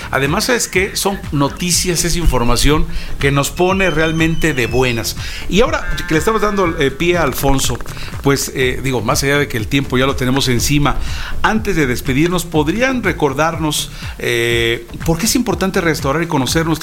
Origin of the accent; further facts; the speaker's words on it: Mexico; es una gran labor que, que nos enorgullece como mexicanos.